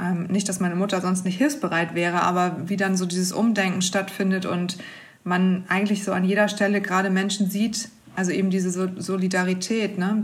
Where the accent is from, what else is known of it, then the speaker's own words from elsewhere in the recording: Hamburg, Germany; ich komme ja aus Hamburg